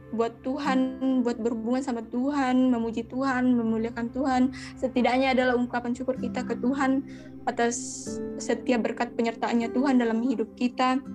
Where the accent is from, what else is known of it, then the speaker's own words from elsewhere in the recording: Toraja, South Sulawesi, Indonesia; also born or lived in Rantepao / Bori; saya orang Toraja